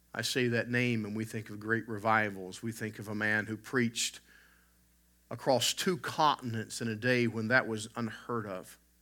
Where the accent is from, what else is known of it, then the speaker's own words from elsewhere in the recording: United States; moved away as an adult; now in Canada; an American who moved to Canada